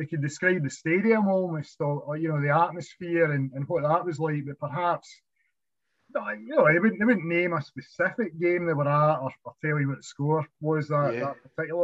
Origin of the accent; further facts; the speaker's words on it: Kilmarnock, Scotland, United Kingdom; I grew up on South Hamilton Street